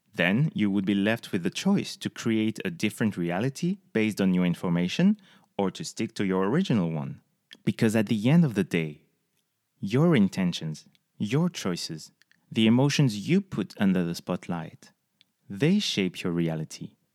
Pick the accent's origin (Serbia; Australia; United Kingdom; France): France; close to the Spanish border, south of France; moved away as an adult; also born or lived in Paris; now in United States; I was born and raised in the south of France, close from the Spanish border.